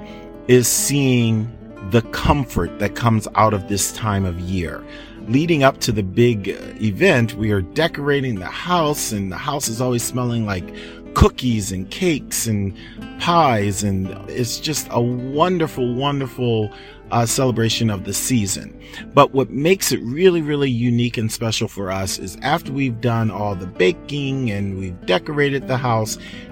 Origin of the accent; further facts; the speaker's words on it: Philadelphia, Pennsylvania, United States; moved away as an adult; now in Marshall, United States; I am from Philadelphia originally, and I moved to Michigan in the late 90s